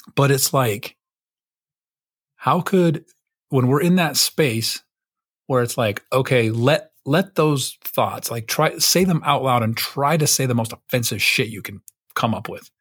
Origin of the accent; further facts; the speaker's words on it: United States; I'm American Patriot